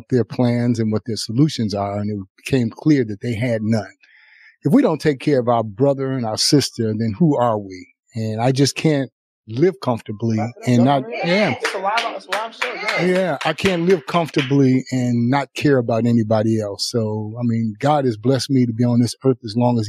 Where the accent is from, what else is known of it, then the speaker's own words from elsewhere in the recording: Chicago, Illinois, United States; moved away as an adult; now in Las Vegas, United States; I was born and raised in Chicago